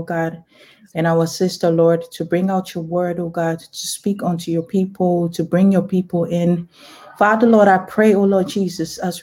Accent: Ghana; now in Netherlands; I'm a Ghanaian young lady. I live in the Netherlands

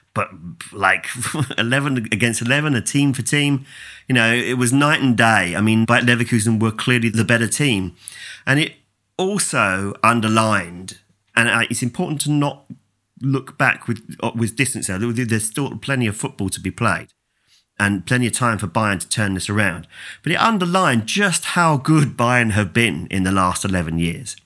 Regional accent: England, United Kingdom; as an Englishman

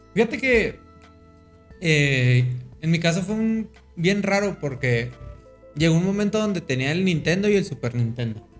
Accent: Mexico; decimos eso los mexicanos

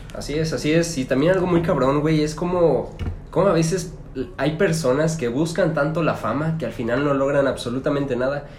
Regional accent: Celaya, Guanajuato, Mexico; tengo 23 años y soy de Celaya, Guanajuato

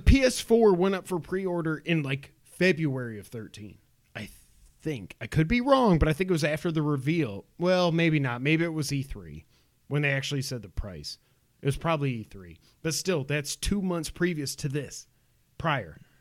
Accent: New York, United States; moved away; we're from New York

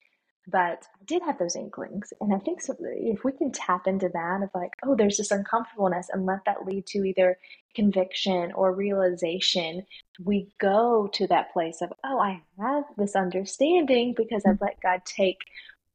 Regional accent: the Bible Belt, United States; I was raised in the Bible Belt where we talked about Jesus

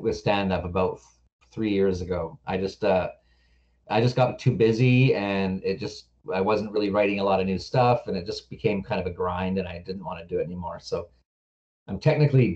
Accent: Victoria, British Columbia, Canada; also born or lived in Vancouver; I was born in Victoria, raised here, lived here till I was about 23 or something

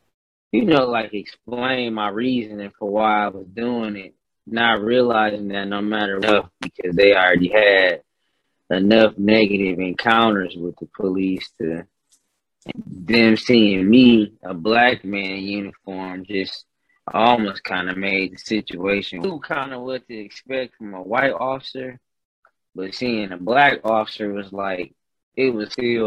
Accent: Flint, Michigan, United States; growing up in Flint

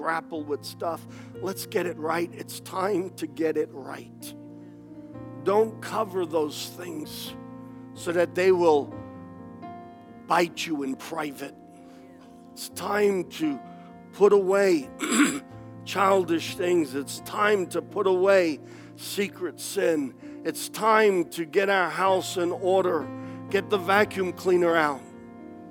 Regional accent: United States; I am an American

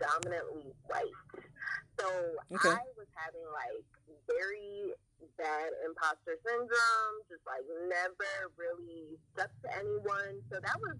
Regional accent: Delaware, United States; Then I grew up in Delaware.

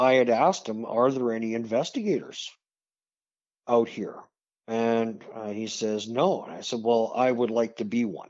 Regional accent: Saskatoon, Saskatchewan, Canada; I was born in Saskatoon.

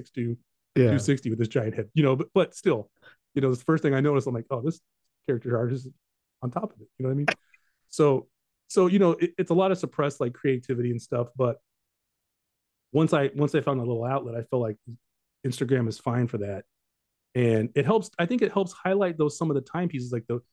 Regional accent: Southern California, United States; I'm from Southern California.

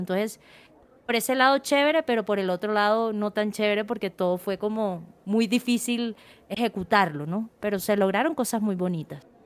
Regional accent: Santa Marta, Magdalena, Colombia; moved away; yo soy de Santa Marta

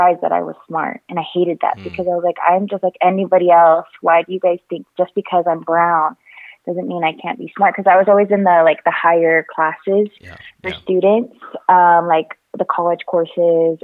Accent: St. George, Utah, United States; now in Salt Lake City, United States; I grew up in St. George, Utah

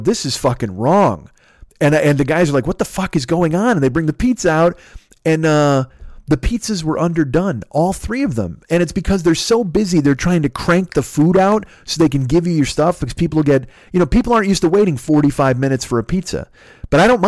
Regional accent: Bolingbrook, Illinois, United States; moved away as an adult; also born or lived in Naperville, Illinois; now in Los Angeles, United States; well, Bolingbrook. I said, but I went, you know, I lived in Naperville before I split

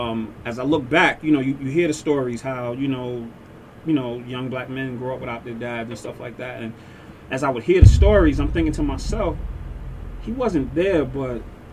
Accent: New York City, New York, United States; born or raised there

